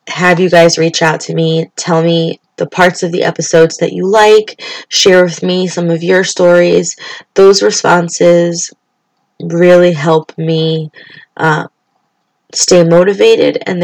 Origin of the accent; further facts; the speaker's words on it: Springfield, Massachusetts, United States; I grew up in Springfield, Massachusetts